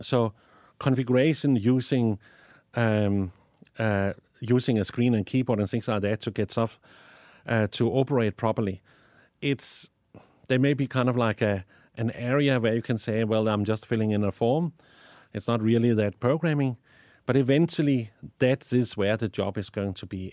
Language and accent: English; Denmark; accent: Danish; English is a second language; moved away as an adult; now in South Africa; I have an accent because I was born in Denmark and I lived in South Africa the last 20 years, but I still have my Danish accent